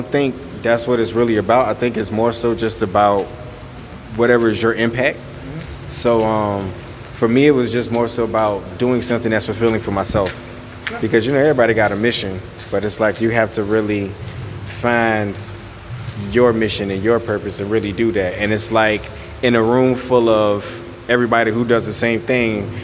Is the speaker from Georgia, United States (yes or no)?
yes; Savannah, Georgia, United States; moved away as an adult; now in Charlotte, United States; I was raised in Savannah